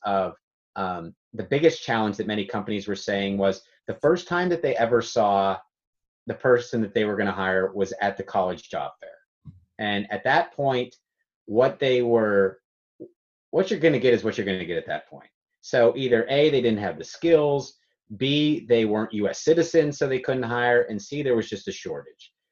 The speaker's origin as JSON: {"language": "English", "town": "Pittsburgh", "region": "Pennsylvania", "country": "United States", "said": "I was from Pittsburgh, Pennsylvania"}